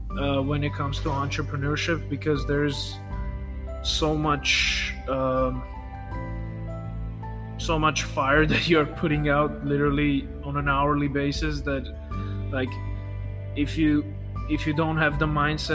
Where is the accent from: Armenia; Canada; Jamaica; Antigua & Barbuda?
Armenia; first language Armenian; English is a second language; I'm from Armenia, for those of you who don't know. We have, you know, first language is Armenian, second is Russian, third is English